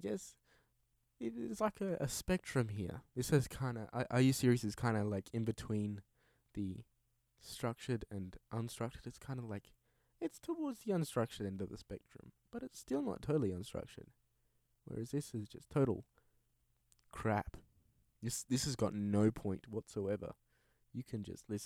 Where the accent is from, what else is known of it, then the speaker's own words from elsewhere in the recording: Perth, Western Australia, Australia; I am originally from Perth in Western Australia. I still live here.